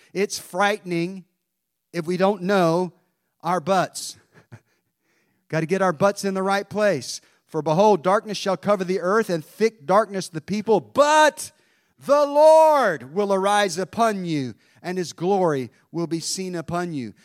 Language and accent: English; Mount Airy, North Carolina, United States; my hometown of Mount Airy